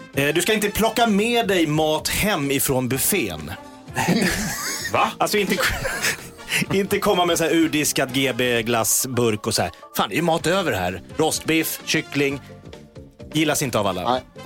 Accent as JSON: {"language": "Swedish", "town": "Järfälla", "region": "Stockholm County", "country": "Sweden", "tie": "born or raised there", "said": "jag var ju då från Sångvägen i Jakobsberg där jag och Mikael Persbrandt växte upp ihop"}